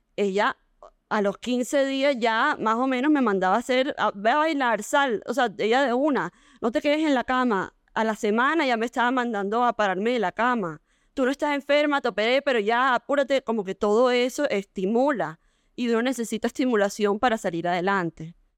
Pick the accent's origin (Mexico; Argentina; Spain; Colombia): Colombia; Barranquilla, Atlántico; nací en Barranquilla, de la misma época que Marce